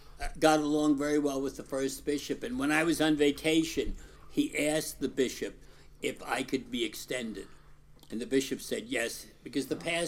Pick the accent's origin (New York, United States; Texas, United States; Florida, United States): New York, United States; New York City; I was born in Brooklyn 76 years ago